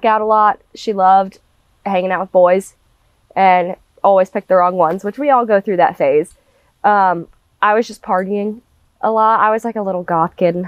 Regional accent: Mount Pleasant, South Carolina, United States; I was born in Mount Pleasant, South Carolina

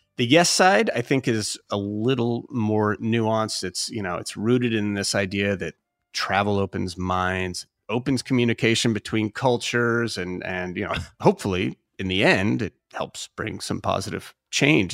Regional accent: United States; as an American

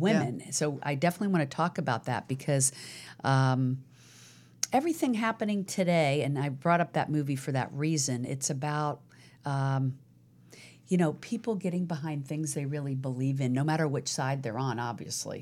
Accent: Virginia, United States; now in Los Angeles, United States; Virginia, where I was born

